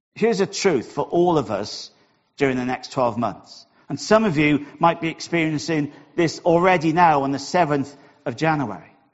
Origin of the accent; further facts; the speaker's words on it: Wales, United Kingdom; accent: Welsh; my Welsh accent